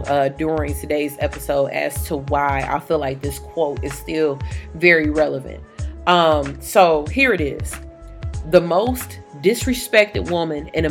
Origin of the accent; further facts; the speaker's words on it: Detroit, Michigan, United States; accent: a little bit country; I am from Detroit. Some of my family is from down south